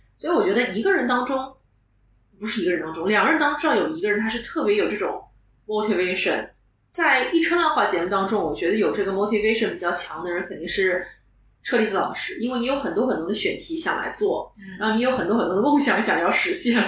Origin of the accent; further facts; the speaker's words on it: Shanghai, China; accent: Shanghainese; first language Shanghainese; Chinese is a second language; 其实会说，但上海话是我的一个 O S